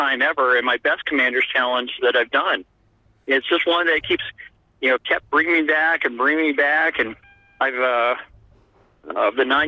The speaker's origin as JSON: {"language": "English", "town": "Colorado Springs", "region": "Colorado", "country": "United States", "tie": "born or raised there", "moved": "yes", "lives_now": "Omaha, United States"}